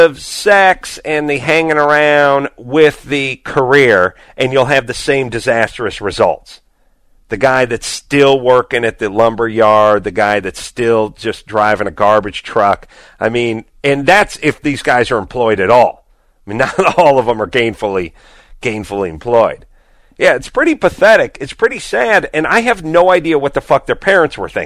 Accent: Los Angeles, California, United States; I grew up in the Valley

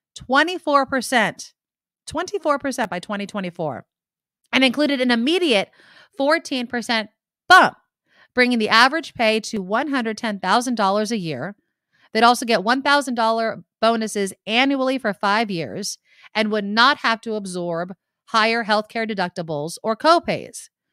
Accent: San Jose, California, United States; my hometown, San Jose, where I live

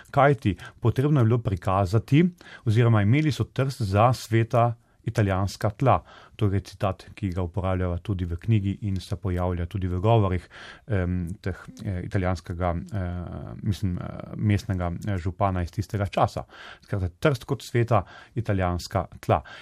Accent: Slovenia; da smo Slovenci, nasplošno Slovenci, od mm, Kranci, Štajerci, Dolenci in tako naprej

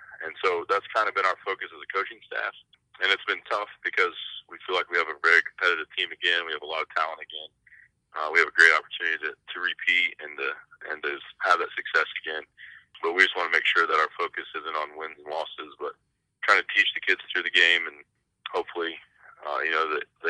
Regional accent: New Castle, Indiana, United States; I went to Newcastle High School.

